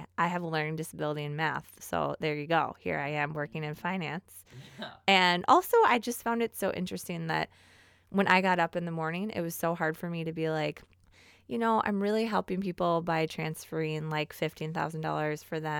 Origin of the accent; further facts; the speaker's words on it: Golden Valley, Minnesota, United States; So I grew up in Golden Valley, Minnesota, attended Hopkins Public Schools. I then moved to Minnetonka when I was in junior high, and my parents built a house there and just kind of grew up.